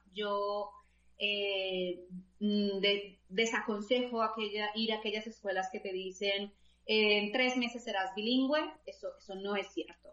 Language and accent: Spanish; Colombia; moved away as an adult; now in Belgium; nací en Colombia, como has dicho, eh, realicé pues allí toda mi formación